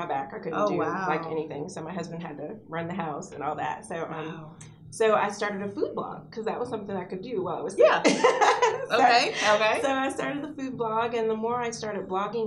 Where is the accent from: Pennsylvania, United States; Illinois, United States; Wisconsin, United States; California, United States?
Illinois, United States; moved away as an adult; now in McKinney, United States; I'm originally from Illinois.